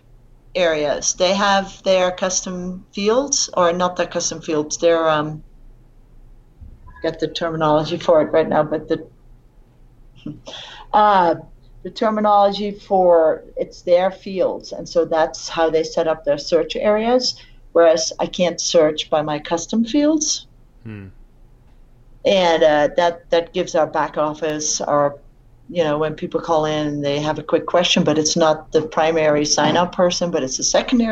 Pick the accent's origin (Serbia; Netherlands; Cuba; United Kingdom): Netherlands; also born or lived in Vail, Colorado; now in United States; I grew up in Holland